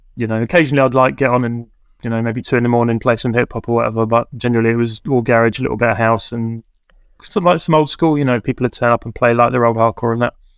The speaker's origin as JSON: {"language": "English", "town": "Camberley", "region": "South East England", "country": "United Kingdom", "tie": "born or raised there", "said": "the town where I grew up in Camberley"}